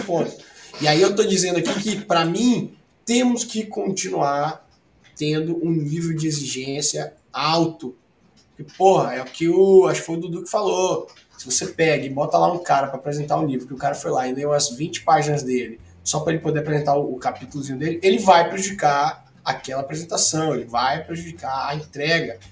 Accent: Ilhéus, Bahia, Brazil; moved away as an adult; now in Espírito Santo, Brazil; sou, sou baiano, todo mundo sabe, vim de Ilhéus, tô aqui desde 2008

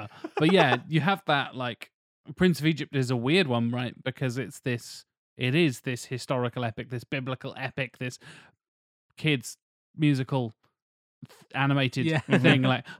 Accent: United Kingdom; 1066 is the thing, because that's drilled into our brains as fucking British.

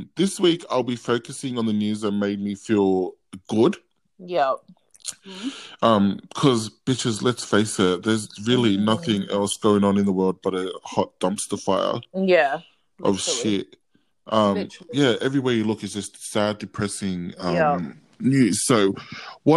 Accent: Australia; I'm Australian

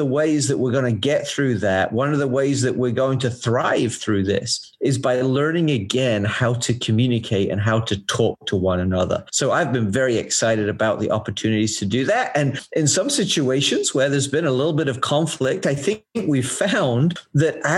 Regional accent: England, United Kingdom; moved away

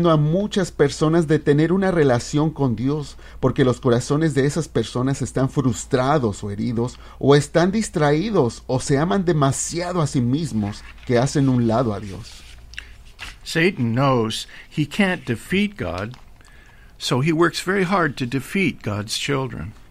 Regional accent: Guatemala; now in United States; Después con el tiempo me vine de Guatemala a los Estados Unidos, ya hace como 30 años.

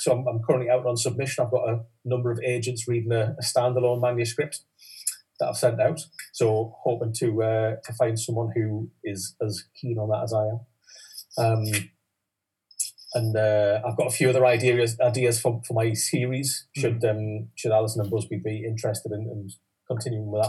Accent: Newcastle upon Tyne, North East England, United Kingdom; that's obviously my hometown festival

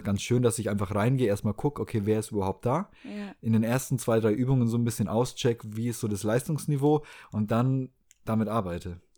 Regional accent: Southern Germany, Germany; moved away as an adult; also born or lived in Hamburg / Baltic Sea coast; ich bin auf dem Land groß geworden, nicht am Meer, aber ähm, eher im Süden Deutschlands

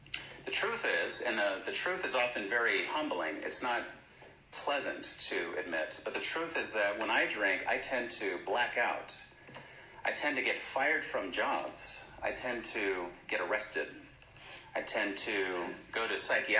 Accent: San Francisco, California, United States; moved away; I'm from San Francisco, and I'm very grateful I was born there

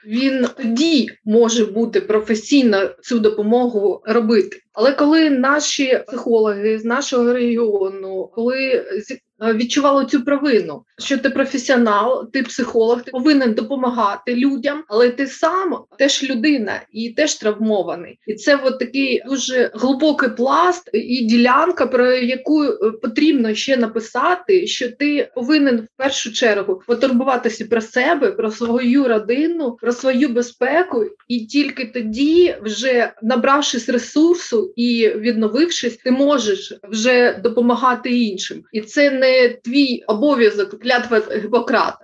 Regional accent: Kharkiv, Kharkiv Oblast, Ukraine; ми, харків'яни

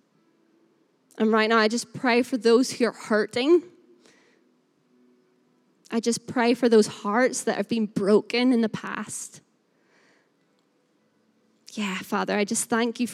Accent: Northern Irish, Northern Ireland, United Kingdom; also born or lived in Burnley; now in Lancashire, United Kingdom; I am Northern Irish, and so I say the word we all the time.

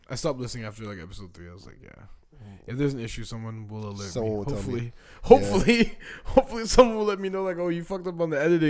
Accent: Canada; I just wanted to make it clear that I was Canadian.

